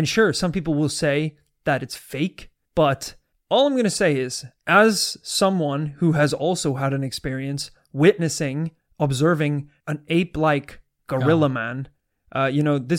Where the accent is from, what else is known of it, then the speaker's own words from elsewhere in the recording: United States; I was born in America.